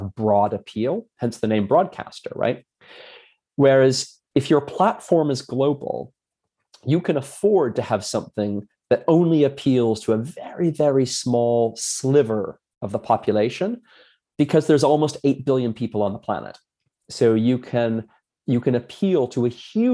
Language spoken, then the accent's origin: English; Hamilton, Ontario, Canada; I grew up in Canada, so it was in Hamilton, Ontario